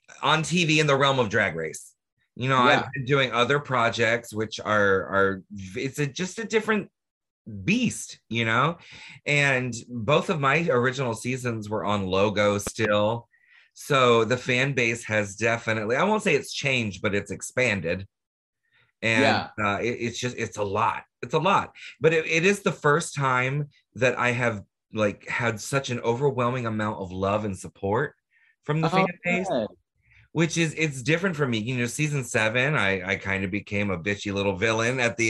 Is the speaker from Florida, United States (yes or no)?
yes; Orlando, Florida, United States; I grew up in Orlando